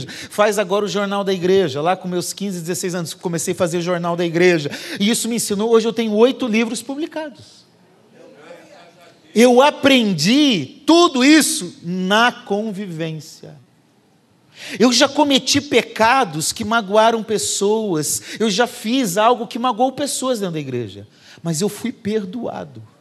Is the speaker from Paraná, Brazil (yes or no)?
yes; Curitiba, Paraná, Brazil; Eu vindo lá falando porta, torto, que eu sou de Curitiba, né? Agora eu já nem sei como que eu falo, porque aqui todo mundo acha que eu falo como fala lá.